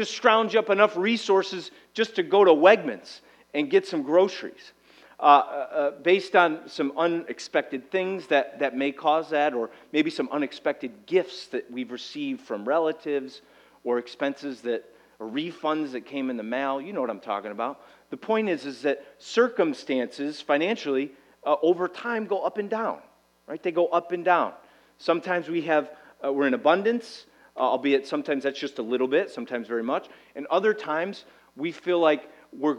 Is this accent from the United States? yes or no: yes; United States; we as an American society